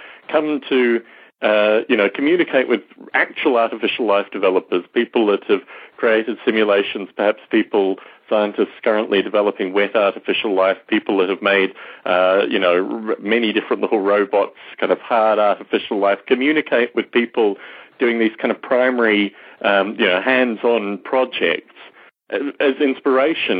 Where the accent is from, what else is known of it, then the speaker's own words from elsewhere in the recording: Australia; growing up in Australia